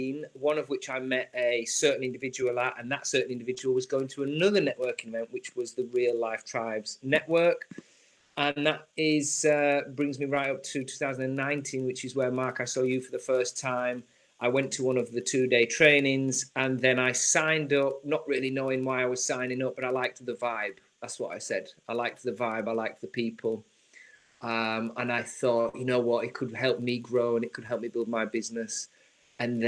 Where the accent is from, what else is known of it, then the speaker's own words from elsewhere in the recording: Yorkshire and the Humber, United Kingdom; moved away; also born or lived in London; I grew up in trusty and very thrifty environment in Yorkshire. So I'm a Yorkshire man